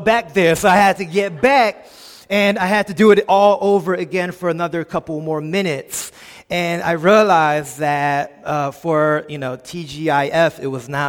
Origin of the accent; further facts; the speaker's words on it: Philadelphia, Pennsylvania, United States; I grew up in a small little subsection of Philadelphia in Olney, PA. This is where I was born and raised.